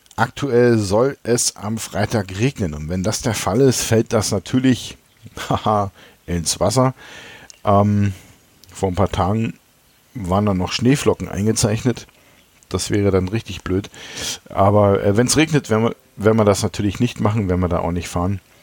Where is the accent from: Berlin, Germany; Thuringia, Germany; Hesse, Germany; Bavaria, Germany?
Berlin, Germany; ich komme ja aus dem Osten Berlins